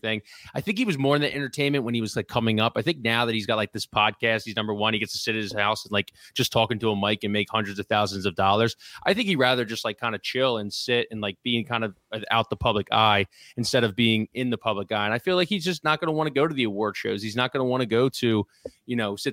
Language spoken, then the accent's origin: English; Philadelphia, Pennsylvania, United States; I am from Philly